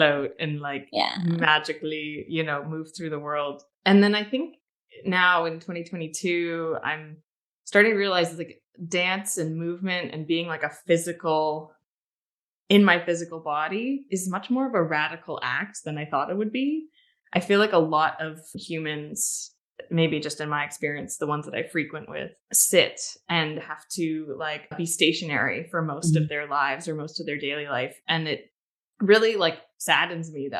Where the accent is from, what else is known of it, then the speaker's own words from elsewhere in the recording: Ottawa, Ontario, Canada; also born or lived in Toronto; I grew up in Ottawa